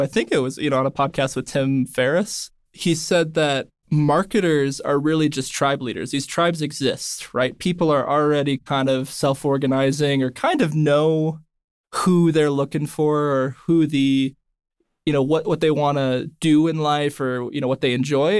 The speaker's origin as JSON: {"language": "English", "region": "Northern California", "country": "United States", "tie": "born or raised there", "said": "I grew up in Northern California"}